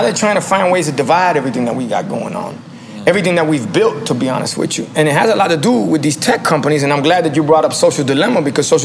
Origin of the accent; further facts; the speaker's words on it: Miami, Florida, United States; I grew up in Miami, good neighborhoods, bad neighborhoods, worse neighborhoods